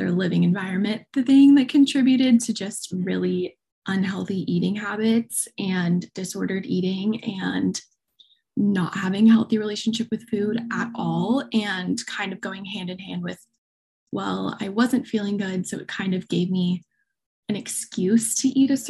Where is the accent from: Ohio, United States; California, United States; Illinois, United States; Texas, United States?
California, United States; Southern; Born and raised Southern California